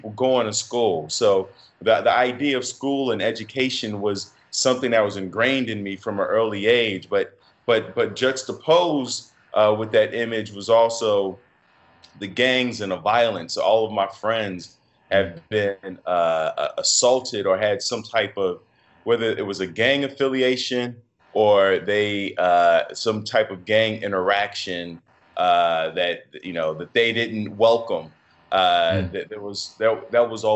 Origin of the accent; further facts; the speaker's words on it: Chicago, Illinois, United States; I'm from Chicago, the North Side, which is a very diverse area of Chicago. I grew up in a Section 8 building